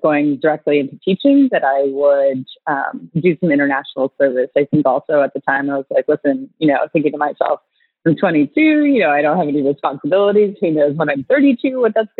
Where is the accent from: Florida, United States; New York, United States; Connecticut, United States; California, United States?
Florida, United States; Fort Lauderdale; I grew up in Fort Lauderdale, Florida